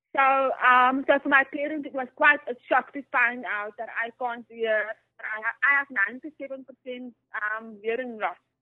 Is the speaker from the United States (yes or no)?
no; Worcester, Western Cape, South Africa; also born or lived in Bloemfontein / Johannesburg; Yes, I was born in Bloemfontein, but I grew up in Worcester. But then we moved back to Bloemfontein and then we lived in Johannesburg and now we're moving back to Cape Town.